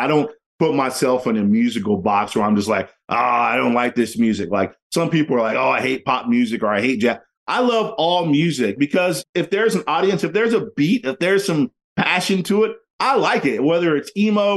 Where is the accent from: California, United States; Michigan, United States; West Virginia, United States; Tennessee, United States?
West Virginia, United States; moved away; also born or lived in Arizona / Seattle; I'm originally from West Virginia